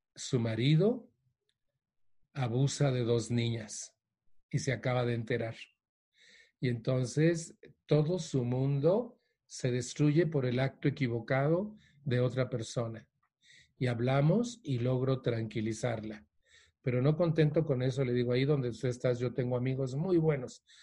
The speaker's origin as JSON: {"language": "Spanish", "country": "Mexico", "also_born_or_lived": "Mexico City", "said": "la Ciudad de México, donde yo vivo"}